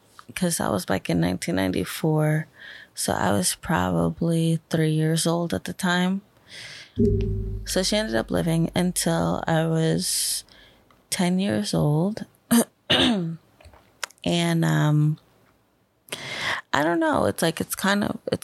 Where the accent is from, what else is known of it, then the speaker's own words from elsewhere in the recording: Bethlehem, Pennsylvania, United States; I was born in Bethlehem, Pennsylvania